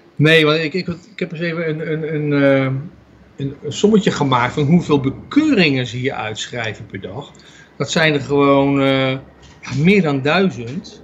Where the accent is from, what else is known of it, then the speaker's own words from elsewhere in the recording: Netherlands; now in Israel; als Nederlanders